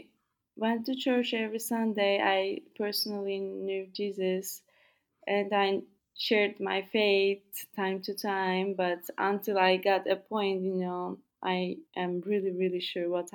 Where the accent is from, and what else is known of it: Turkey